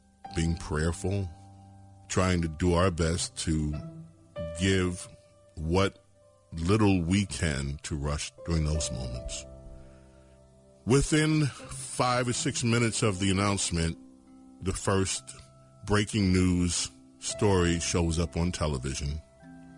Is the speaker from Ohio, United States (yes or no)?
no; New York City, New York, United States; I grew up in the New York radio market